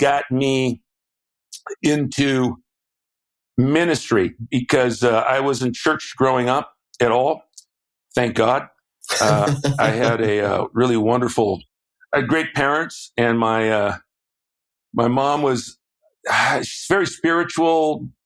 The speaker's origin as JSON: {"language": "English", "region": "Southern California", "country": "United States", "tie": "born or raised there", "said": "I went to UCLA because I grew up in Southern California"}